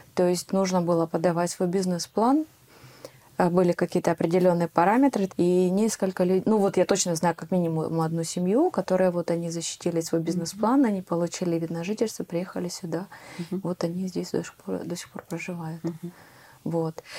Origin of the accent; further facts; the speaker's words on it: Ukraine; moved away as an adult; now in Netherlands; я из Украины